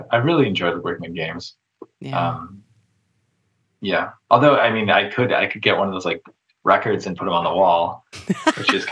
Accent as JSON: {"language": "English", "region": "New Mexico", "country": "United States", "moved": "as an adult", "lives_now": "Pacific Northwest, United States", "said": "I went to school in New Mexico."}